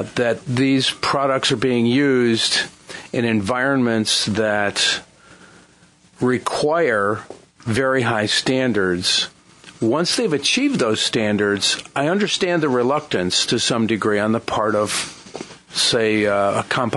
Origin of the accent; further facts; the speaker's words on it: Niagara Falls, New York, United States; now in Chester County, United States; I grew up right around Love Canal